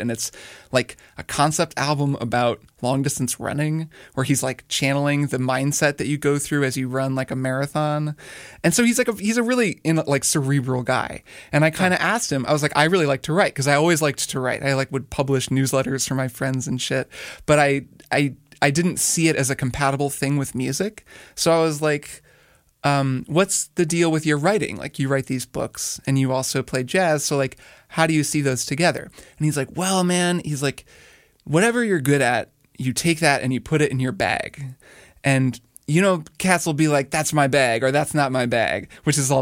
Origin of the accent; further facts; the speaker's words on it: Indiana, United States; moved away as an adult; also born or lived in Miami, Florida; I grew up in Indiana